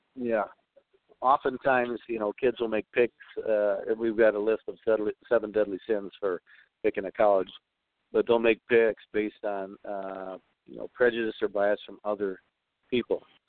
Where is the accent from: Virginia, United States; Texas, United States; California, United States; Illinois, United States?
Illinois, United States; Chicago; When I grew up in Chicago